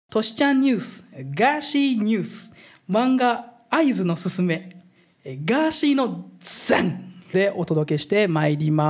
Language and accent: Japanese; Philippines; now in Japan; 俺フィリピン生まれだから